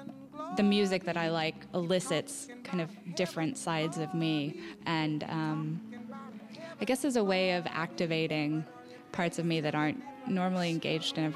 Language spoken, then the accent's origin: English; Austin, Texas, United States; I'm from Texas